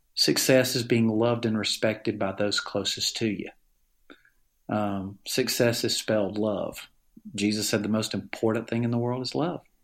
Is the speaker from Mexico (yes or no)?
no; Alabama, United States; accent: Southern; I grew up in Alabama in a family